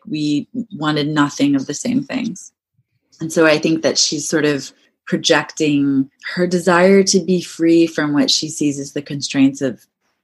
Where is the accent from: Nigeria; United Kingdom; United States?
United States; Maryland; I grew up around deer in Maryland